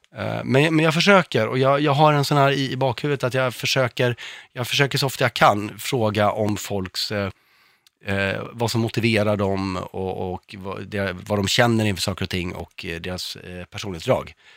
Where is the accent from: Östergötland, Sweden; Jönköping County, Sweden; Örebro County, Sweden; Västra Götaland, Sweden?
Örebro County, Sweden; Örebro; Jag är, kommer från Örebro själv